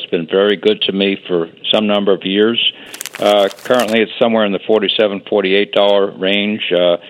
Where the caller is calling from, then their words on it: Bethesda, Maryland, United States; I'm calling from Bethesda, adjacent to Washington, D.C., also known as Tweet Town.